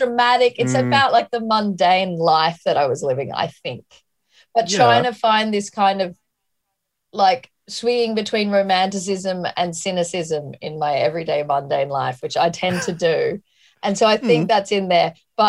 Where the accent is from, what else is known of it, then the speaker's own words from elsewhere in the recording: Australia; I wanted to get out of Australia because I felt like all I was